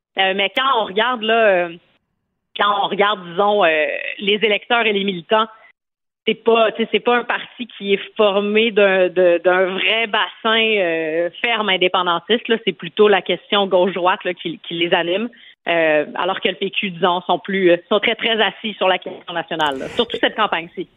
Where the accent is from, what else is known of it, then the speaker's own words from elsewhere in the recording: Montreal, Quebec, Canada; j'habite à à Montréal où j'ai grandi dans Maurice Richard